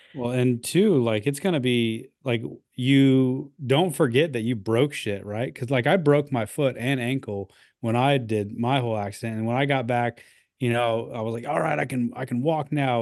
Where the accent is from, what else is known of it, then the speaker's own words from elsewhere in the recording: Midwest, United States; growing up in the Midwest